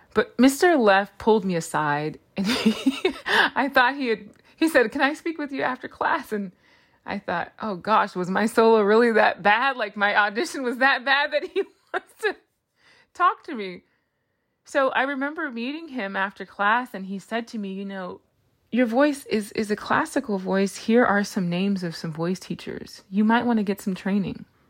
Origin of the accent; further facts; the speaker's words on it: Los Angeles, California, United States; my hometown of Los Angeles